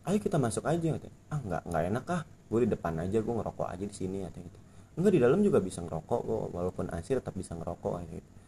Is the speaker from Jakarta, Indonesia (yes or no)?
yes; Jakarta, Indonesia; dia nyadar kan gue bilang gue dari Jakarta